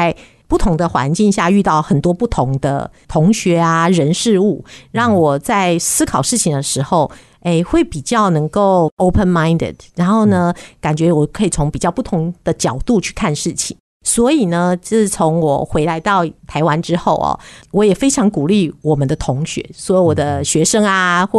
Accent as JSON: {"language": "Chinese", "town": "Vancouver", "region": "British Columbia", "country": "Canada", "tie": "born or raised there", "said": "我是从国三的时候啊，家里就移民到加拿大温哥华，所以我是在加拿大长大哈。"}